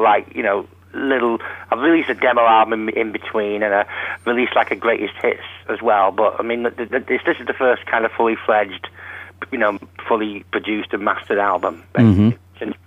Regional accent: Salford, North West England, United Kingdom; moved away as an adult; now in Philadelphia, United States; I'm from Salford

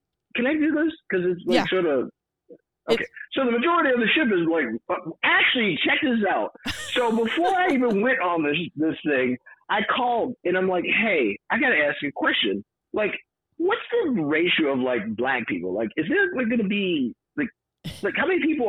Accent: Rochester, New York, United States; I'm from Rochester, New York

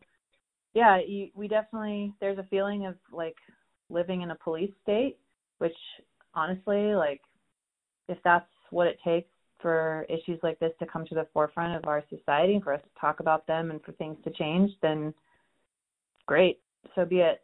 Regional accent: Clarkston, Georgia, United States; also born or lived in Decatur, Georgia / Atlanta, Georgia; I grew up, in Clarkston, Georgia, which is a small town just outside the perimeter here, as well as in Decatur, Georgia, which is just east of Atlanta.

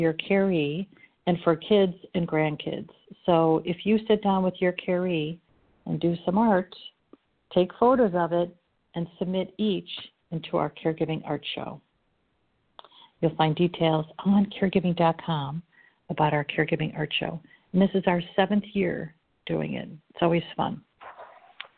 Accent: Chicago, Illinois, United States; I'm from Chicago and I'm Irish

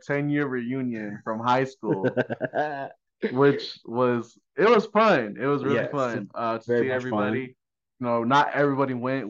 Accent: West Coast, United States; We're from the West Coast.

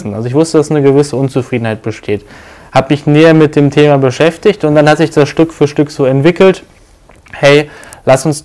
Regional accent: Düsseldorf, North Rhine-Westphalia, Germany; born there; now in Cologne, Germany; 31 Jahre alt, gebürtiger Düsseldorfer heute in Köln.

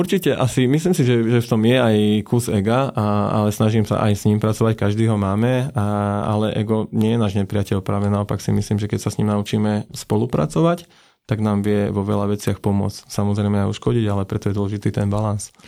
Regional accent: Slovakia; moved away as an adult; now in Vietnam; ja nie som úplný Slovák, som polo, ale pokladám sa aj za Slováka

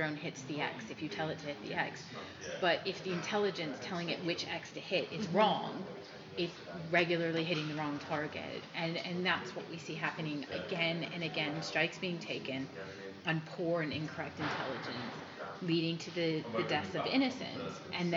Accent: United States; moved away; also born or lived in United Kingdom; both an American and someone who kind of straddles the Atlantic at the moment

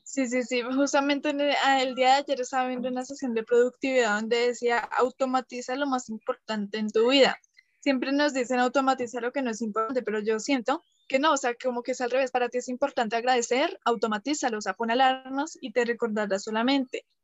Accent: Colombia; yo soy de Colombia también

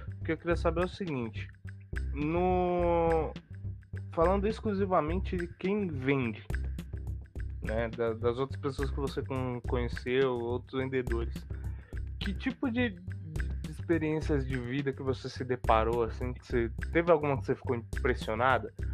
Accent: Santo André, São Paulo, Brazil; eu sou aqui de Santo André

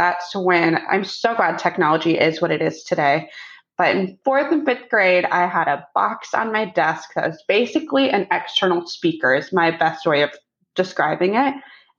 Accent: Columbus, Ohio, United States; Oh, Columbus, Ohio.

